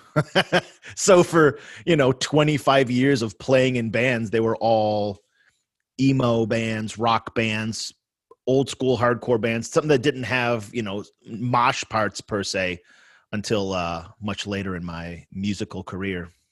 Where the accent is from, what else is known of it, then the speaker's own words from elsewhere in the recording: Sloan, New York, United States; moved away; I grew up in Sloane, New York, which is a tiny village in the edge of Cheektowaga